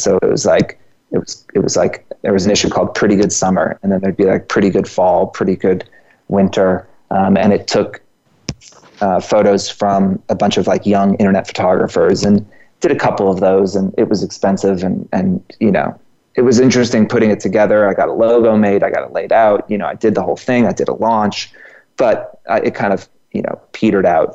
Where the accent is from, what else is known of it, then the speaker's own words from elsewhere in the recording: Georgia, United States; moved away; also born or lived in New York; I'm from Georgia.